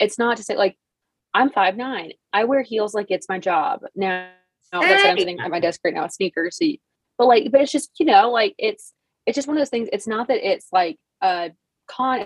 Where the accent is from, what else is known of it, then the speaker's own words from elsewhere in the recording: Memphis, Tennessee, United States; I am from Memphis. Like I'm from Cordova specifically